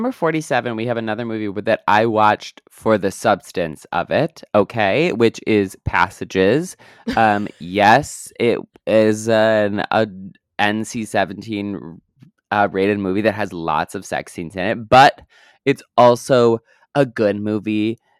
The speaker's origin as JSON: {"language": "English", "country": "Canada", "said": "Well, I am Canadian, so yeah."}